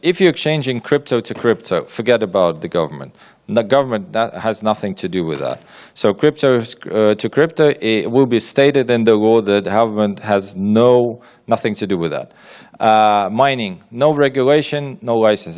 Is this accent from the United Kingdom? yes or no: no; Ukraine; I'm from Ukraine